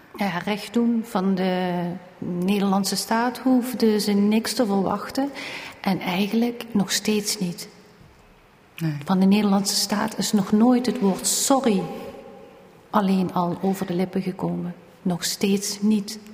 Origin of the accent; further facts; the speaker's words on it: Valkenburg, Limburg, Netherlands; Wij woonden in Valkenburg en wij zijn geboren in Valkenburg